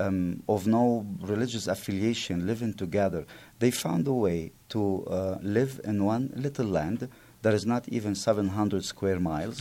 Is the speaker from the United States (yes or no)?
no; Byblos, Keserwan-Jbeil, Lebanon; English is a second language; moved away; Byblos, my, my hometown